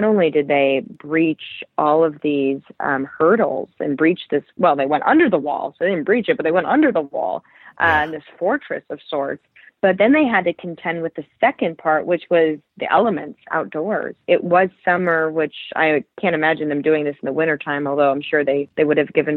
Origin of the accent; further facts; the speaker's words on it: Cleveland, Ohio, United States; moved away as an adult; also born or lived in Chicago; now in New York City, United States; I grew up in Cleveland area.